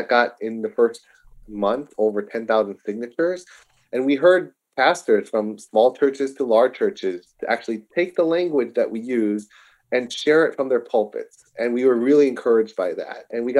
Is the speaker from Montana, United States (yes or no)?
no; Chicago, Illinois, United States; born and raised in the Chicagoland, lived all over the world.